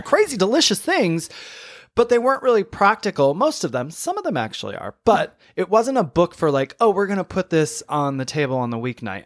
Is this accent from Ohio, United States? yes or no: no; Saginaw, Michigan, United States; my hometown, I'm from Saginaw, Michigan